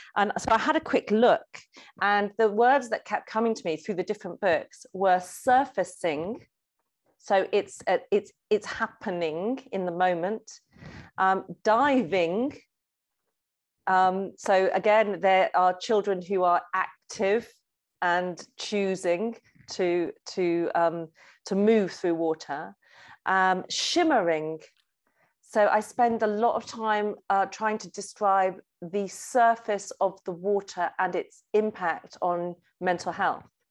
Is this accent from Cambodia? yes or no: no; Lake District, North West England, United Kingdom; child growing up in the Lake District, I was a real daydreamer and a doodler